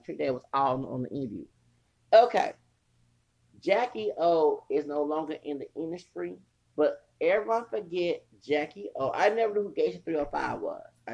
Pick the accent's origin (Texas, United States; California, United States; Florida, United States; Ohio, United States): Texas, United States; Houston; also born or lived in El Paso, Texas; I'm from Houston.